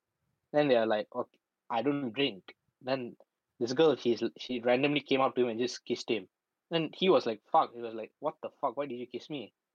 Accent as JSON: {"language": "English", "country": "Malaysia", "moved": "as an adult", "lives_now": "United Kingdom", "said": "because I'm from Malaysia, right? It's a Commonwealth country, right? I get to vote in the election over here."}